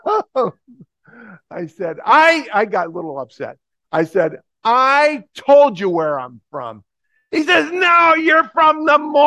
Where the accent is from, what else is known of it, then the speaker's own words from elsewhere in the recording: Plainfield, New Jersey, United States; I'm from Plainfield, New Jersey